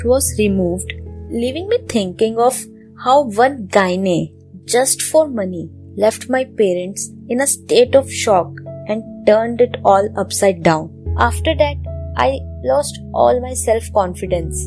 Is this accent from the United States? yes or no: no; Delhi, India; I am from Delhi